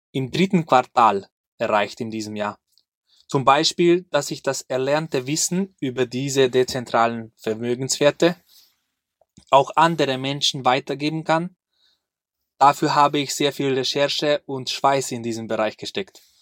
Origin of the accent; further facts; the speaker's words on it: Hungary; now in Austria; ich komme ursprünglich aus Ungarn. Und vor, sag ich mal, sechs Jahren sind wir mit meiner kleinen Familie nach Österreich gezogen.